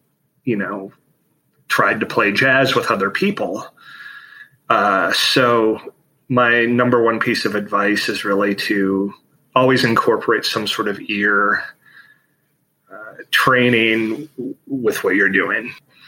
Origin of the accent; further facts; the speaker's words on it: Chicago, Illinois, United States; I am from Chicago, Illinois.